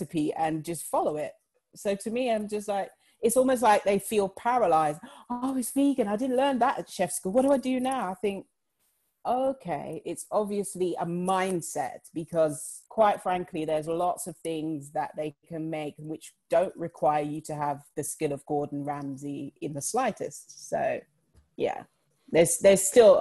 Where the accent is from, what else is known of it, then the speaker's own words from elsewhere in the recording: London, United Kingdom; I was born and raised in London